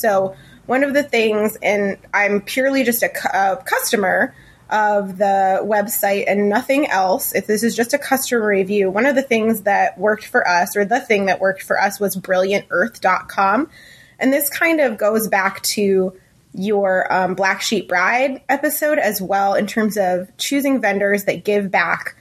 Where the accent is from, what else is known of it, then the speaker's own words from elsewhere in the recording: Ohio, United States; moved away as an adult; now in Lincoln, United States; our hometown of Ohio, in, in Ohio